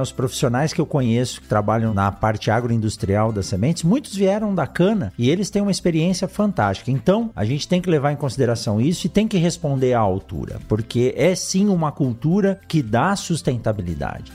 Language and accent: Portuguese; São Paulo, Brazil; also born or lived in Botucatu; eu nasci em São Paulo, na capital, mas morei quase 10 anos em Botucatu, onde eu fiz a minha graduação, meu doutorado